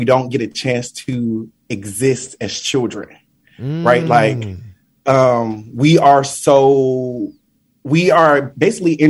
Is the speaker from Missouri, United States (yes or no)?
no; Detroit, Michigan, United States; moved away as an adult; now in New York City, United States; Born and raised in Detroit, Michigan